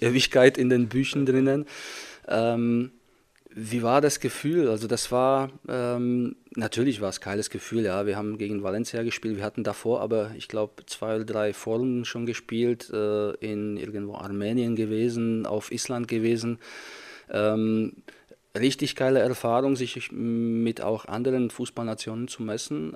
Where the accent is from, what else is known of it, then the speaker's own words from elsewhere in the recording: Czechia; German is a second language; moved away as an adult; also born or lived in Fürth, Germany; now in Germany; ungefähr 100 Kilometer entfernt ist von meinem Heimatort, wo ich groß geworden bin